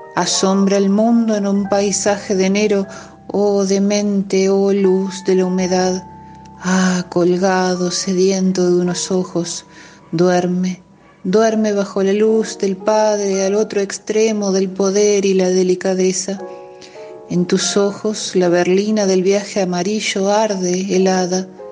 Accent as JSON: {"language": "Spanish", "region": "Córdoba", "country": "Argentina", "accent": "música cordobesa", "said": "soy cordobesa, nací en 1978"}